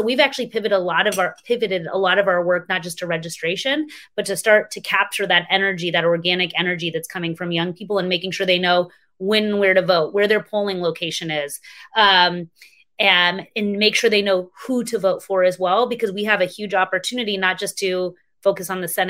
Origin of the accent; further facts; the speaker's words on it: Texas, United States; my home state of Texas